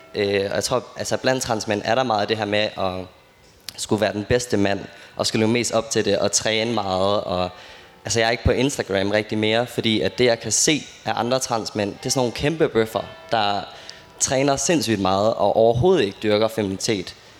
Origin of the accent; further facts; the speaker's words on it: Aarhus, Central Denmark Region, Denmark; jeg kommer jo fra Aarhus